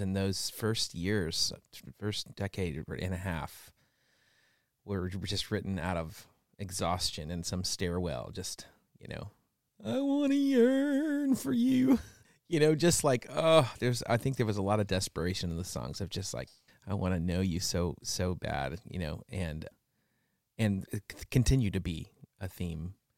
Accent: West Coast, United States; I grew up on the West Coast

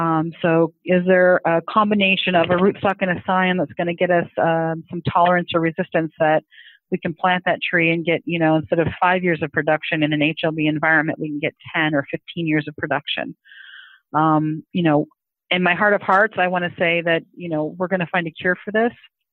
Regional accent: Orange County, California, United States; I'm from Orange County. I grew up there, and everybody pretty much had a citrus tree in their yard.

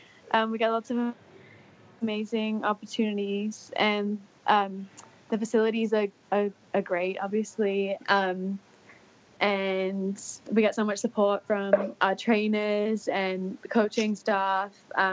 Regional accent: Singapore; also born or lived in Auckland, New Zealand; So I was born in Auckland, and then my family moved to Singapore when I was pretty young. So I did most of my primary schooling in Singapore

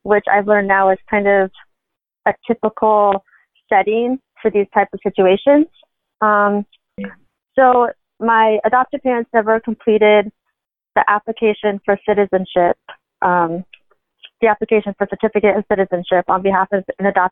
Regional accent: Nebraska, United States; I grew up in Nebraska

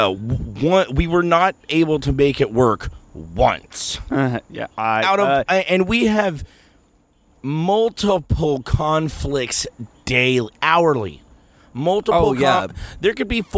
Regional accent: Texas, United States; I'm a Texan. I was born with a gun in my hand.

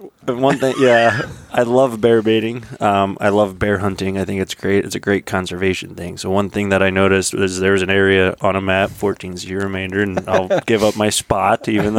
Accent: Philadelphia, Pennsylvania, United States; moved away; I grew up in Pennsylvania where they stock trout

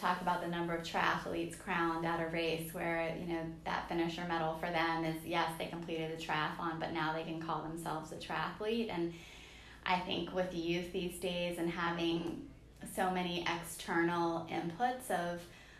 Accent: Washington, District of Columbia, United States; I mean, I come from the Washington, D.C. area and we have some nice hills around there.

